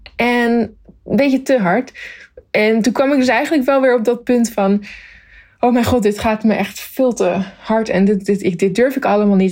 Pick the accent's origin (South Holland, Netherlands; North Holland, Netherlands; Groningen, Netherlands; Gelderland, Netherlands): South Holland, Netherlands; Zoetermeer; moved away as an adult; also born or lived in Leidschendam / The Hague; now in Tokyo, Japan; ik ben dus geboren in Leidsendam, maar dat was omdat ze in Zoetermeer nog geen ziekenhuis hadden. Want daar eh, ben ik opgegroeid